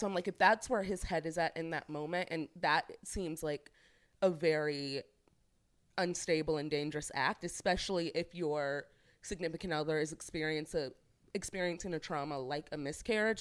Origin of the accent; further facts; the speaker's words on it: St. Louis, Missouri, United States; I'm from St. Louis